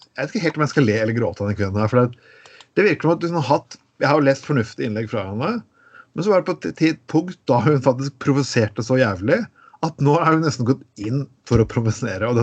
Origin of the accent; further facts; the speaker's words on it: Vestfold og Telemark, Norway; kommer jeg kom fra Telemark, litt sånn litt traust altså